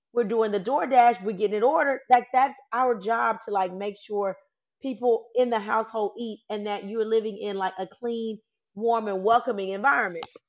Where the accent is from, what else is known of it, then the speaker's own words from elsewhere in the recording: the South, United States; I'm from the South. I'm Southern